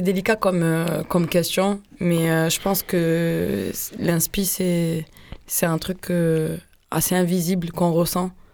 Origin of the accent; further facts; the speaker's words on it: Marseille, Provence-Alpes-Côte d'Azur, France; je viens de Marseille